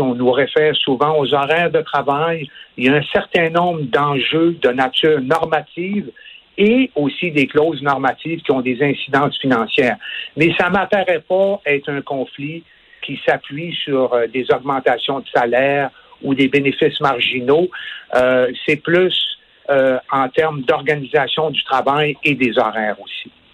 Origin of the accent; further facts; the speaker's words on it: Quebec, Canada; ici, chez nous au Québec